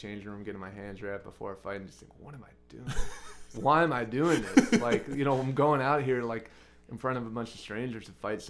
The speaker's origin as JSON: {"language": "English", "town": "Brooklyn", "region": "New York", "country": "United States", "tie": "born or raised there", "said": "where I grew up in Brooklyn, right near this boxing gym called Gleason Gym, which is like a pretty famous."}